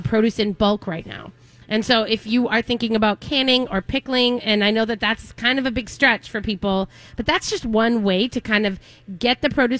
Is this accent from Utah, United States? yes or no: no; Minnesota, United States; I'm from Minnesota. I make hot dish